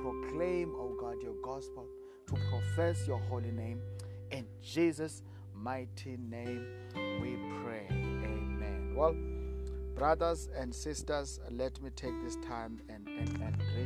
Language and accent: English; South Africa; I come from South Africa